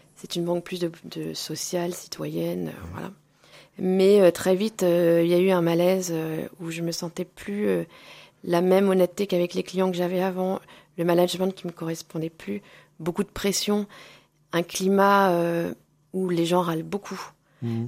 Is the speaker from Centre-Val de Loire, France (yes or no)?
no; Moulins, Auvergne-Rhône-Alpes, France; also born or lived in Clermont-Ferrand / Nancy; nous sommes allés habiter à Moulins où j'ai fait toute ma scolarité. Mhm. Moulins dans l'Aillé.